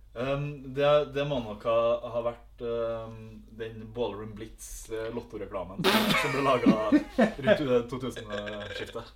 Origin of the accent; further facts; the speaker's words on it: Melhus, Trøndelag, Norway; fra Melhus